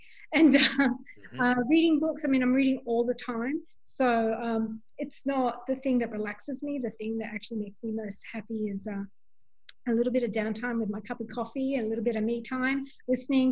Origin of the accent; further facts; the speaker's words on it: Sydney, New South Wales, Australia; moved away as an adult; now in Bronx, United States; as an Australian to come from the Bronx